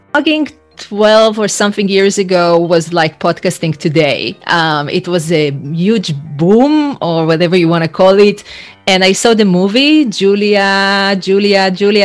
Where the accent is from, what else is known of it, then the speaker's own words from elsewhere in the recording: Israel; moved away as an adult; now in United States; I'm originally from Israel and I used to work in human resources, training, and change management